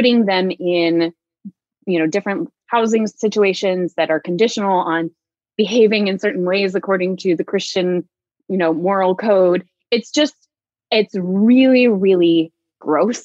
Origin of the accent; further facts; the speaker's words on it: Visalia, California, United States; I grew up in Central California in Visalia.